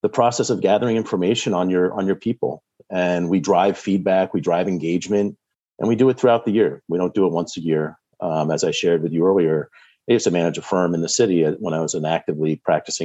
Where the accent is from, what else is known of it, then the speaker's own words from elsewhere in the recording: Vermont, United States; also born or lived in Boston, Massachusetts; now in Medfield, United States; Born and raised in Vermont, so I've got New England roots.